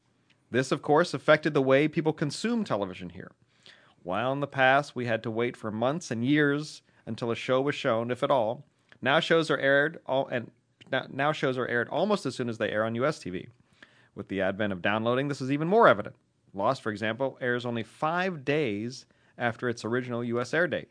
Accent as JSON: {"language": "English", "country": "Israel", "second_language": "English", "said": "from Israel, the 972 ? Listener number 9, I guess."}